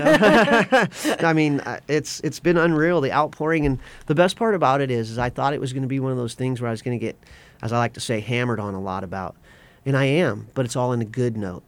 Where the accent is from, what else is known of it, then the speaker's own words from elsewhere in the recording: West Coast, United States; moved away; I grew up on the West Coast.